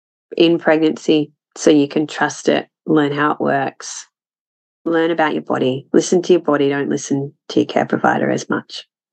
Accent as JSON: {"language": "English", "region": "Scotland", "country": "United Kingdom", "said": "I'm a Scot. That's"}